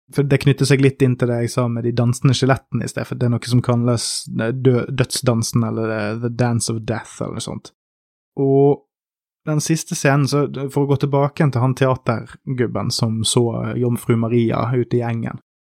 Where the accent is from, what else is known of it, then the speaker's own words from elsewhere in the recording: Norway; en nordmann med litt sånn begrenset svenskkulturell kontakt